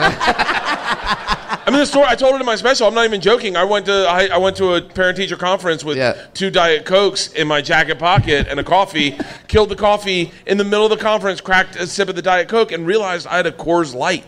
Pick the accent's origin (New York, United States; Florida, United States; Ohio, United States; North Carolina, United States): Florida, United States; I'm from Florida